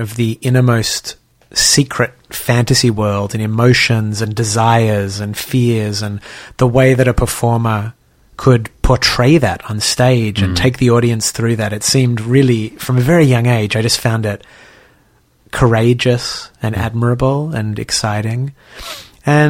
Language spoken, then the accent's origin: English; Sydney, New South Wales, Australia; moved away; I grew up in Sydney and sort of in a working class, middle class Jewish community